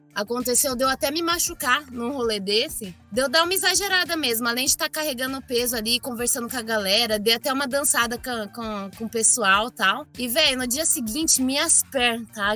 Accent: Osasco, São Paulo, Brazil; also born or lived in Bauru; Eu nasci em Osasco, nunca é, eu morei um ano só em Bauru

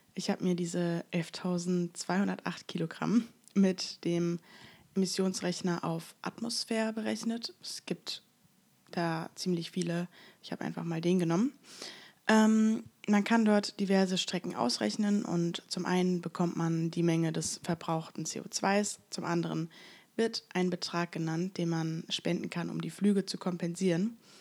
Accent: Germany; dass ich aus Deutschland komme

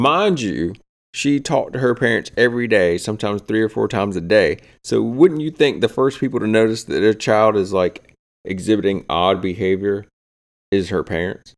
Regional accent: the South, United States; We're from the South

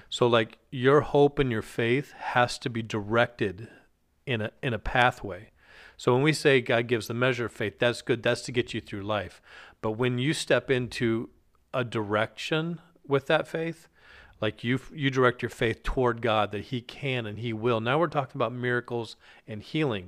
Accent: Alaska, United States; I grew up in Alaska

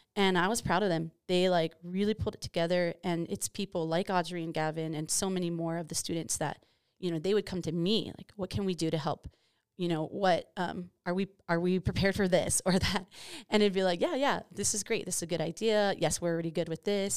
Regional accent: Hawaii, United States; moved away; I'm from Hawaii

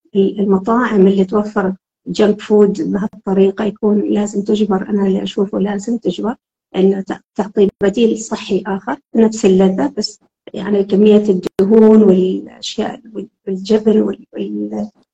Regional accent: Oman; إحنا كعمانيين

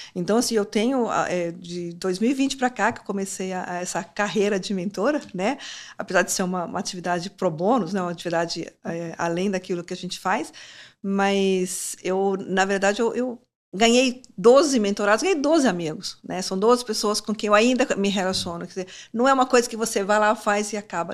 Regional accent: Timóteo, Minas Gerais, Brazil; moved away; lá na minha, lá em Timóteo, a minha mãe virou para mim e falou assim: "Olha, eu quero que vocês aprendam inglês"

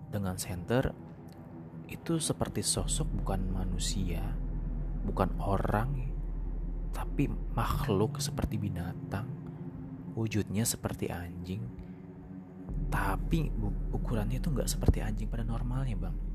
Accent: Gunung Kidul, Special Region of Yogyakarta, Indonesia; ini kisah saya dari tanah Jawa tepatnya di daerah Yogyakarta Gunung Kidul Waktu itu saya masih berusia usia sekolah dasar bang dan saya masih tinggal di sana bersama kakek saya atau mbah ya.

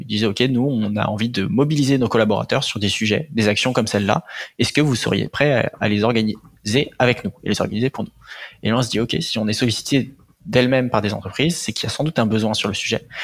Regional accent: Antony, Île-de-France, France; je viens d'Antony, c'est dans le 92, banlieue, banlieue sud, euh, parisienne. Euh, j'ai grandi là-bas toute ma vie.

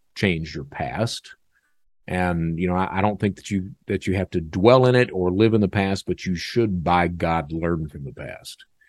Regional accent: Eastern Kentucky, United States; I'm from Eastern Kentucky. That's the way I was brought up.

